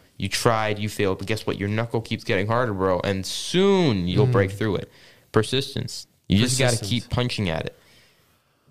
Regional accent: San Francisco, California, United States; now in Saudi Arabia; I am from San Francisco, California

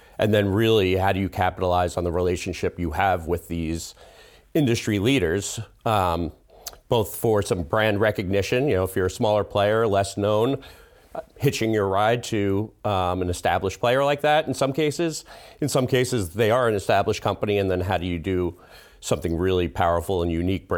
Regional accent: Flushing, New York, United States; born there; I was actually, I was born in Queens. Didn't spend a lot of time here, but yeah, I was born in Flushing, Queens.

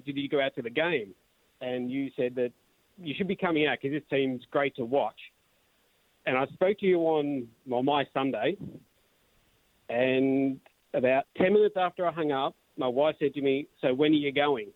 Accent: Australia; being an Australian

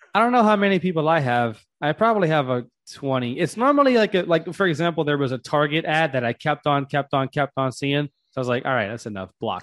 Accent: Louisiana, United States; now in Georgia, United States; I'm from the South, too. I'm from Louisiana

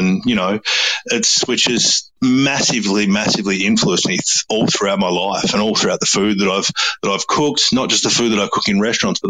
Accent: Australia; Like I'm a 50-50 mix and I grew up in Australia, and any full-blooded Crow would call me a dinky-dye Aussie.

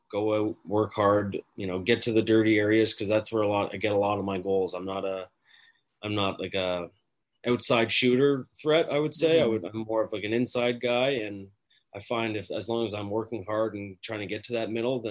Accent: Canada; growing up in Canada

